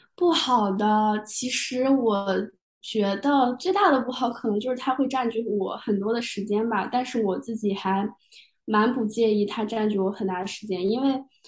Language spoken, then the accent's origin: Chinese; China; moved away as an adult; 我自己作为一个亚裔，作为一个中国人，作为一个国际学生